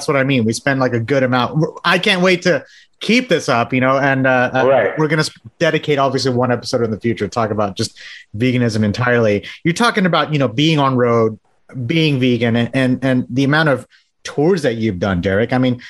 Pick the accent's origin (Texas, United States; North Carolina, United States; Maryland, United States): Texas, United States; I'm from Texas, so you're talking to the right person.